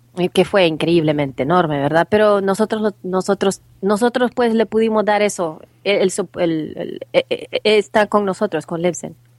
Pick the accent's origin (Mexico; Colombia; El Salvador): El Salvador; now in United States